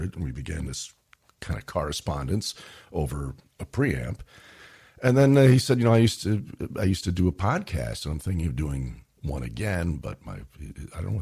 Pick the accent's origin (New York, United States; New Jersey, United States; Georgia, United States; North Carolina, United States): New York, United States; New York City; moved away as an adult; also born or lived in Brooklyn, New York / Astoria, Queens; now in Los Angeles, United States; I was from Queens. I was born in Brooklyn, but raised in Queens, and Manhattan was the city